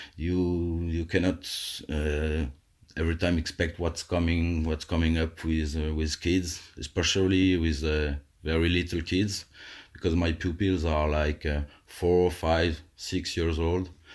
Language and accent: English; Alsace, Grand Est, France; I live in, uh, in a cozy little house in my hometown where I grew up